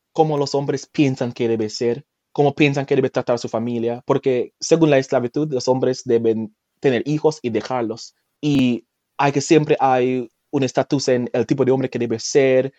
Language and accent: Spanish; Jamaica; first language Jamaican Patois; Spanish is a second language; moved away as an adult; now in France; yo nací en Jamaica